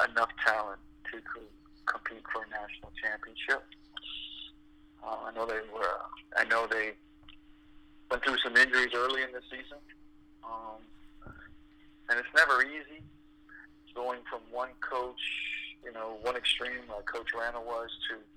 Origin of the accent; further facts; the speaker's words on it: Toronto, Ontario, Canada; moved away; also born or lived in Montreal; because I'm from Toronto. I grew up in Toronto, and so I still have family there.